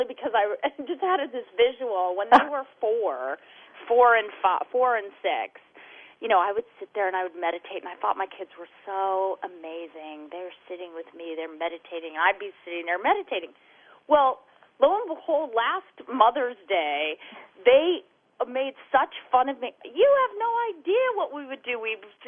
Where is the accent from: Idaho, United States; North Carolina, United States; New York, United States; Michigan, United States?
Idaho, United States; now in Southern California, United States; I grew up in Idaho, and it's beautiful there